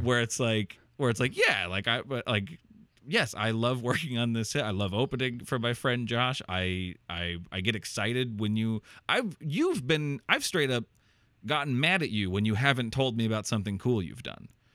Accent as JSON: {"language": "English", "region": "Iowa", "country": "United States", "tie": "born or raised there", "said": "I moved back to Iowa and, like, back to my hometown"}